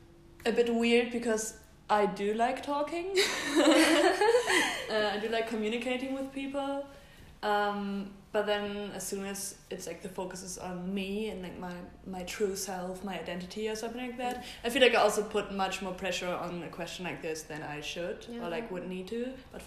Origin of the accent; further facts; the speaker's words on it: Germany; I'm from Germany.